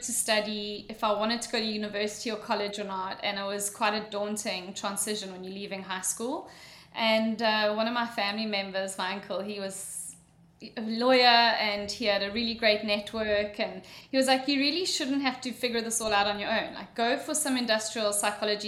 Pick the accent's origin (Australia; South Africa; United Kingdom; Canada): South Africa; moved away as an adult; also born or lived in Mauritius / Dublin, Ireland; I'm sure you're all wondering what my accent is, I went to school in South Africa. I was born in a little island of Mauritius